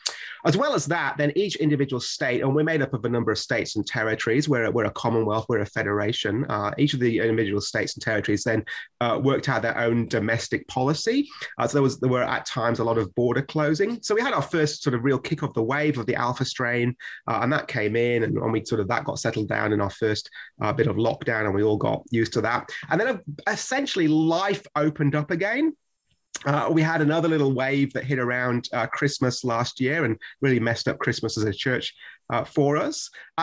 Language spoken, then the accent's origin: English; United Kingdom; moved away as an adult; now in Sydney, Australia; So, as you can probably hear from my accent or the fact that I don't really have one. I grew up in the United Kingdom and came over here about 18 years ago now, to train at Moore Theological College